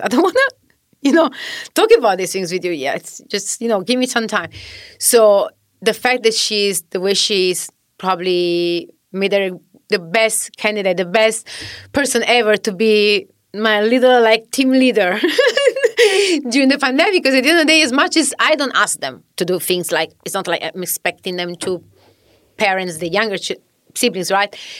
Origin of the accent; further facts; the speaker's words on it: Southern Italy, Italy; English is a second language; moved away as an adult; also born or lived in Australia; now in New York City, United States; I'm originally from Italy.